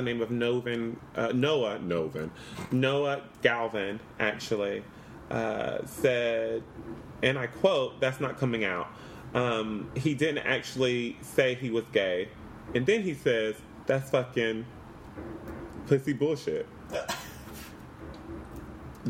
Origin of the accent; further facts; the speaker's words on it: North Carolina, United States; moved away; I am from North Carolina